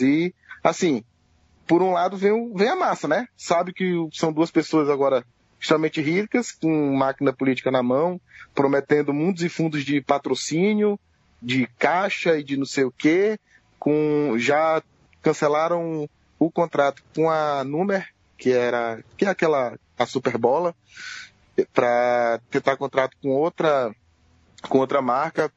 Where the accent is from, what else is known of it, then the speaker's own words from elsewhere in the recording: Dom Pedro, Maranhão, Brazil; aqui no interior do Maranhão, inclusive perto lá da minha cidade, Dom Pedro